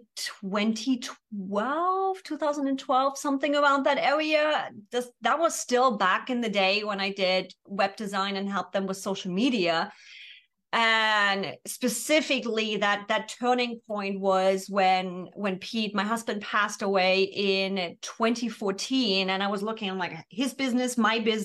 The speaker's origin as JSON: {"language": "English", "country": "Germany", "tie": "born or raised there", "moved": "as an adult", "lives_now": "San Diego, United States", "said": "after 24 years born and raised in Germany"}